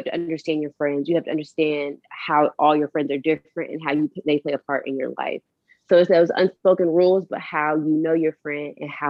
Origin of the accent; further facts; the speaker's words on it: Fayetteville, North Carolina, United States; I'm from Fayetteville.